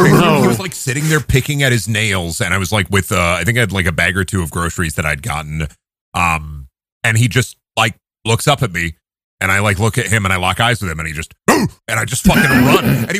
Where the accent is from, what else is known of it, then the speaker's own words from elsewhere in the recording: Midwest, United States; as a Midwesterner